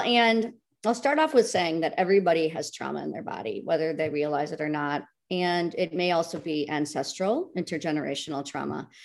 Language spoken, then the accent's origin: English; United States; a American, you know, a woman in the Western world